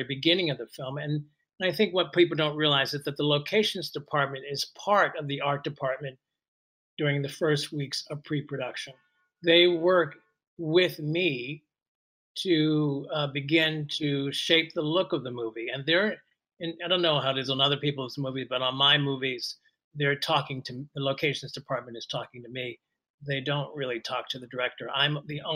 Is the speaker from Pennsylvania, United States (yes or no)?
yes; Philadelphia, Pennsylvania, United States; I'm from Philadelphia, and I started working at an amateur theater company in Philadelphia as a teenager